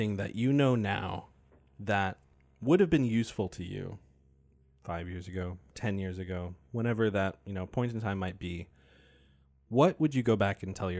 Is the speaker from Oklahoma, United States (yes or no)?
no; Maine, United States; I've never left Maine, but I am still learning about my home state every day.